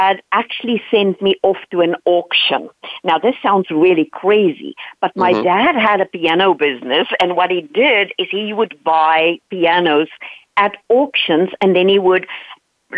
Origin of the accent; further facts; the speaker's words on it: South Africa; English is a second language; moved away; I am Dutch by origin, but I grew up in South Africa